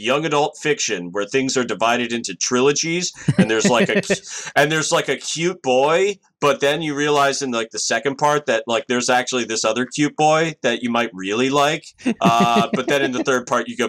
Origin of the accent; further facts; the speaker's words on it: Washington, District of Columbia, United States; I grew up around Washington, D.C.